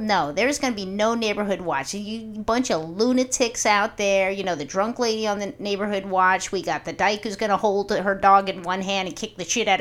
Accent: New York City, New York, United States; I'm a New Yorker. I'm a good New Yorker.

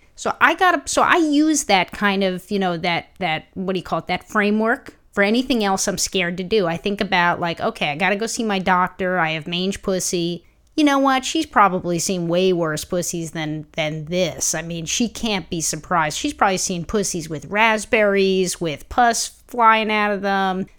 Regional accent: New York City, New York, United States; growing up in Brooklyn, I didn't need a car

